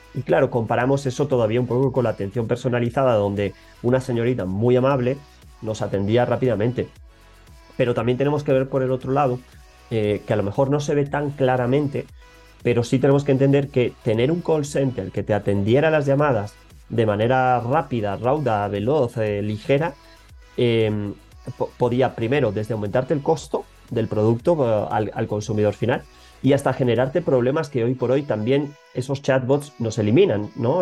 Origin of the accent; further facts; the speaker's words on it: Madrid, Community of Madrid, Spain; moved away as an adult; now in Ecuador; vengo desde España, yo nací en Madrid, pero ya muy jovencito me picaba descubrir aires nuevos